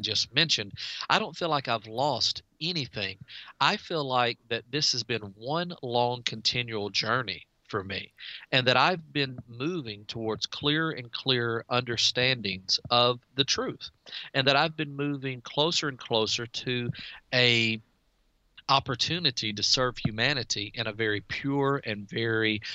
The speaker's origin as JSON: {"language": "English", "town": "DeRidder", "region": "Louisiana", "country": "United States", "said": "I'm from DeRidder, Louisiana, and we have 10,000 residents"}